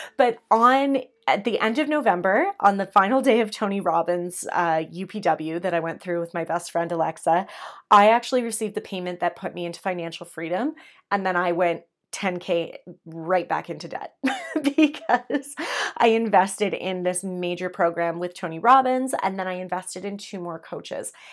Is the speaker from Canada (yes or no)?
yes; Canada; I'm Canadian